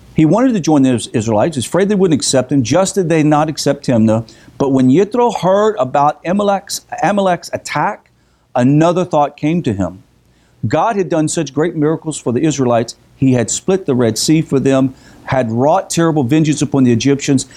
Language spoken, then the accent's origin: English; the South, United States; we're from the South